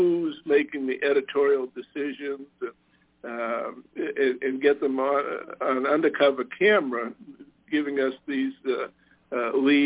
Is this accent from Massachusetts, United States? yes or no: yes; Boston, Massachusetts, United States; moved away; I'm originally from Boston.